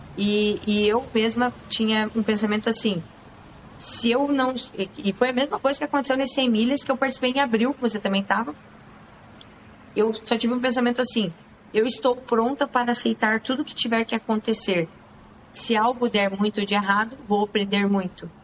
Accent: Campina Grande do Sul, Paraná, Brazil; moved away; eu saí lá de Campina Grande do Sul

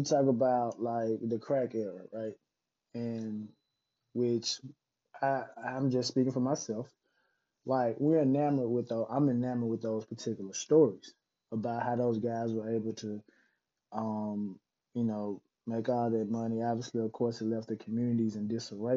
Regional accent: Mississippi, United States; moved away; going back to my home state of Mississippi

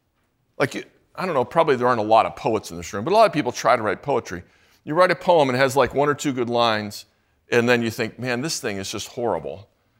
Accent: St. Louis, Missouri, United States; I'm from St. Louis, mostly. also other places.

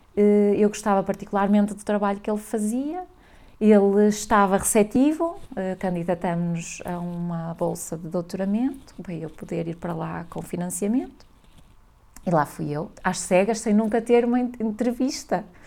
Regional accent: Valença, Norte, Portugal; moved away as an adult; also born or lived in London; eu sou de Valença do Minho, a minha pronúncia denuncia-me

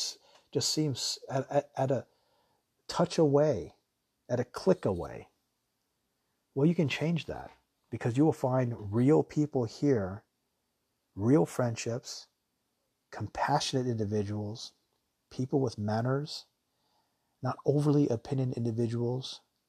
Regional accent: Taiwan; also born or lived in Japan; And where I'm originally from Taiwan and Japan, people are extremely nice.

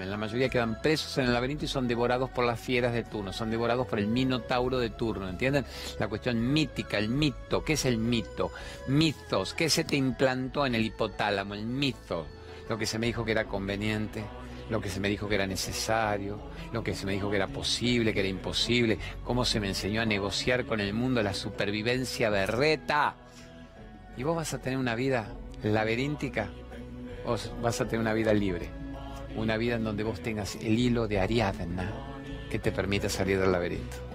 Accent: La Plata, Buenos Aires Province, Argentina; soy de La Plata.

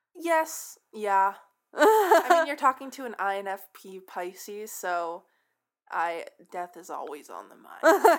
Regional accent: San Francisco, California, United States; I'm from San Francisco

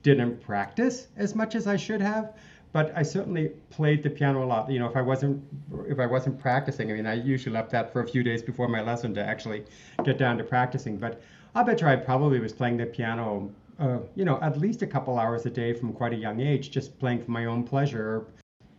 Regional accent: Dartmouth, Nova Scotia, Canada; now in Calgary, Canada; growing up in Nova Scotia. I always say Halifax to people, but I'm really from Dartmouth across the harbor

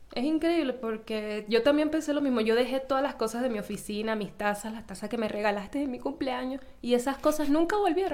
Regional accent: Venezuela; moved away; como toda venezolana

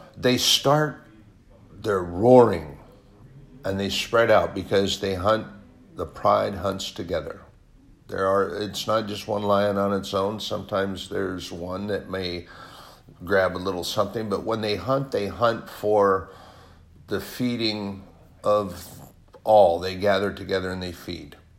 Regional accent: United States; as an American, a veteran, a patriot

